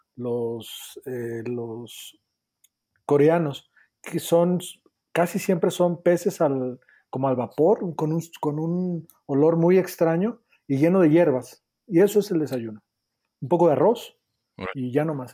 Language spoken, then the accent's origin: Spanish; a town near Guadalajara, Jalisco, Mexico; moved away; yo soy de, de Jalisco, soy de un pueblo que está cerca de Guadalajara que se llama Meca